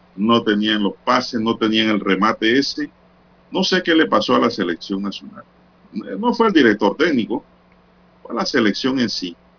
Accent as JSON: {"language": "Spanish", "country": "Panama", "said": "como panameño"}